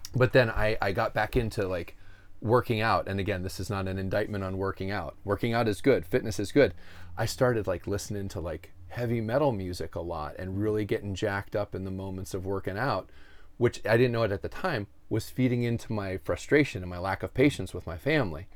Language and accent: English; Erie, Pennsylvania, United States; I grew up here in my hometown where we're sitting right now